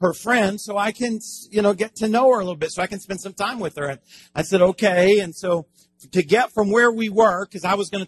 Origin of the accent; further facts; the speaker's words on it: Miami, Florida, United States; I am from Miami